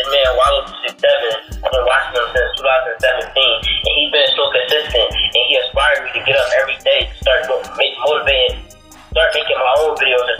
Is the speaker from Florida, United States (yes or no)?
no; Philadelphia, Pennsylvania, United States; I am 16 years old. I am from Philadelphia, PA.